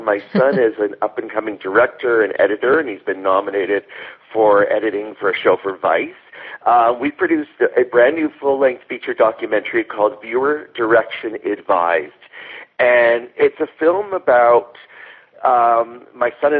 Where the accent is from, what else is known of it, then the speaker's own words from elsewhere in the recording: Thornhill, Ontario, Canada; I grew up in Thornhill.